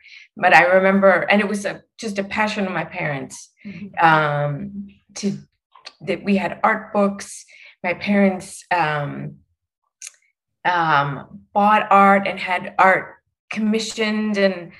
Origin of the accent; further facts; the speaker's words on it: Chicago, Illinois, United States; Growing up in Chicago